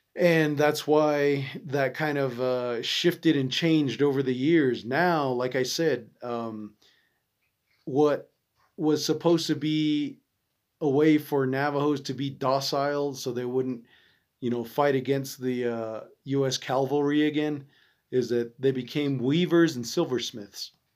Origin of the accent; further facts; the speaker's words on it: United States; me being an American